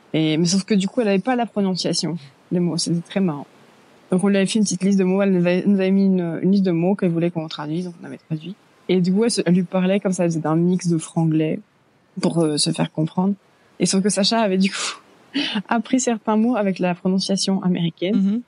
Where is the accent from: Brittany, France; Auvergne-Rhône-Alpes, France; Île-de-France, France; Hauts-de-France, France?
Brittany, France; moved away as an adult; also born or lived in Belgium; now in Carlsbad, United States; je viens de Bretagne en, bah, en France